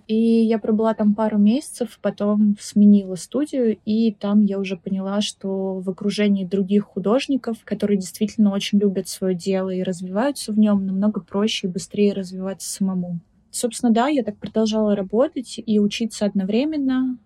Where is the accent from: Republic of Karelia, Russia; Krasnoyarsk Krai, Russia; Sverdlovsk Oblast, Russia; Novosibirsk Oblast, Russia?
Republic of Karelia, Russia; moved away as an adult; also born or lived in Petrozavodsk; now in Saint Petersburg, Russia; я из Карелии, и мне кажется, что этот факт очень сильно сформировал меня как личность, потому что я всю жизнь была окружена природой